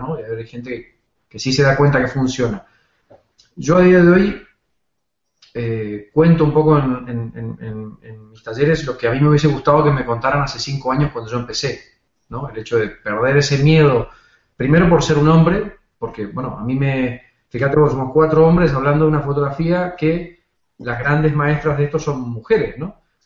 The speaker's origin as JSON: {"language": "Spanish", "country": "Argentina", "moved": "as an adult", "lives_now": "Spain", "said": "soy argentino afincado en España hace 15 años"}